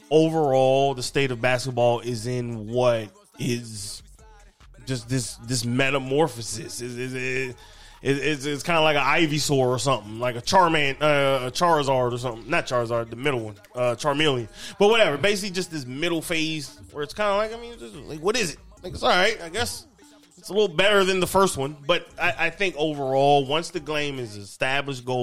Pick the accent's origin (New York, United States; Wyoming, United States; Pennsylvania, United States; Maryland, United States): Maryland, United States; You know, me, nigga, I'm … from Maryland.